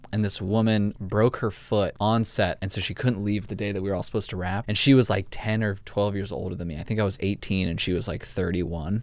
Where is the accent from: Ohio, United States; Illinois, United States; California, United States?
California, United States; Los Angeles; I grew up in L